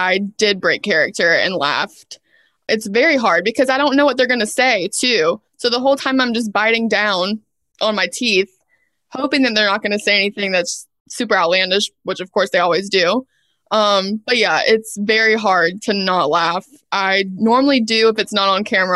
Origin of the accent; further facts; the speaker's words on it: the South, United States; I'm from the South